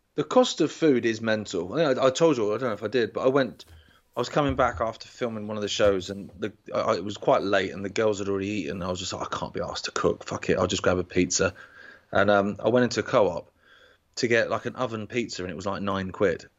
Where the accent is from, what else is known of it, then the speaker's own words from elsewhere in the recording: Isle of Wight, South East England, United Kingdom; we're from the Isle of Wight